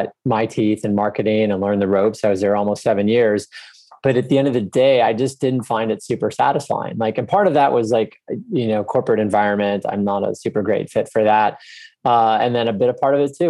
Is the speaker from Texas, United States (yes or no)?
yes; Texas, United States; I grew up in Texas, I love Texas